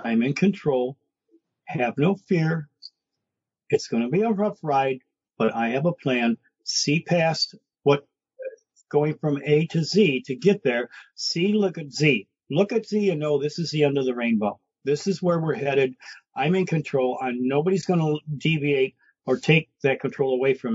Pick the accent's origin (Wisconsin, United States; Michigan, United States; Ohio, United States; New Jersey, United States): Michigan, United States; Detroit; I grew up in Brightmoor